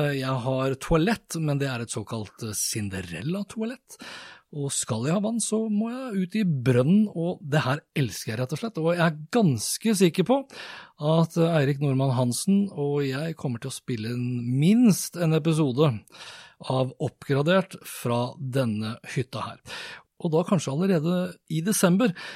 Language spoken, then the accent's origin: Norwegian; Norway; jeg er jo nordmann